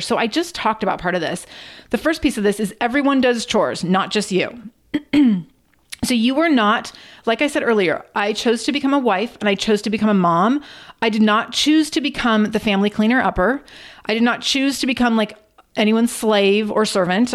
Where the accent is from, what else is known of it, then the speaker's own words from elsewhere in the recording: Redmond, Washington, United States; I grew up in Redmond, Washington, which is across a lake from Seattle.